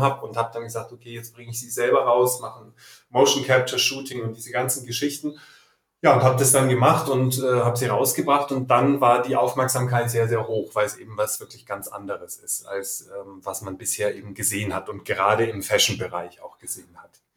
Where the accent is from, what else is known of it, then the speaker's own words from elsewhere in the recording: Nuremberg, Bavaria, Germany; now in Munich, Germany; Ich wohne in München, bin geboren in Nürnberg